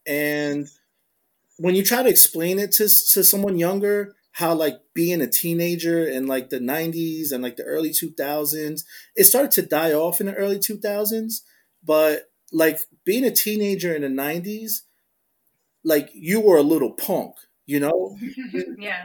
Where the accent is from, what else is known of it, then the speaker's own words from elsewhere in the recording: New Jersey, United States; moved away as an adult; now in Philadelphia, United States; I'm like from deeper South Jersey than where I work at, I cannot deny that I'm from Jersey